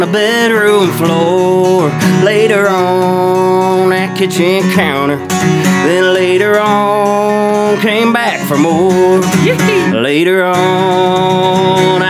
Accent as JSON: {"language": "English", "town": "Anderson", "country": "United States", "tie": "born or raised there", "said": "my hometown, Anderson"}